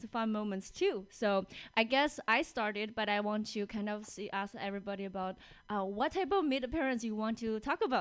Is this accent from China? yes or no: yes; China; moved away as an adult; now in Seattle, United States; I live in Seattle, and I was born and raised in China. I came here when I was 21.